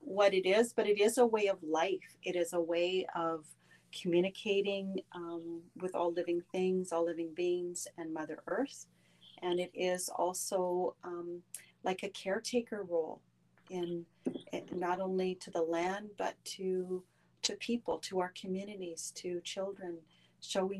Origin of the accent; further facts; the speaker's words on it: Quebec, Canada; I was brought up in Quebec